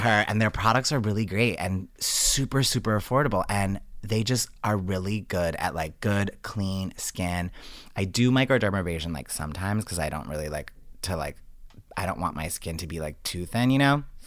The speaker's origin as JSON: {"language": "English", "town": "Johnston", "region": "Rhode Island", "country": "United States", "moved": "yes", "said": "I'm originally from Johnston"}